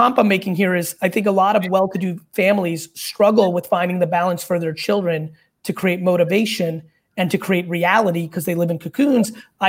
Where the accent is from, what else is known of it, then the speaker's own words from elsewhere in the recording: Queens, New York, United States; also born or lived in Belarus; I was born in Belarus in the former Soviet Union. I immigrated here in the late 70s. And, you know, lived in a studio apartment in Queens with my family.